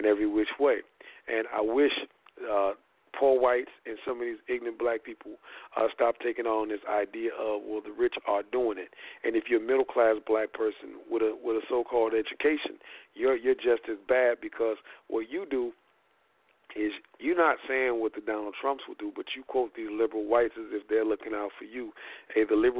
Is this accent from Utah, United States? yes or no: no; Indiana, United States; my hometown of Indiana